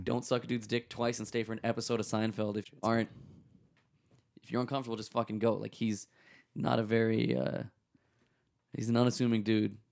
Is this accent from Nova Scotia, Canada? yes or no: no; Toronto, Ontario, Canada; I was born in Scarborough General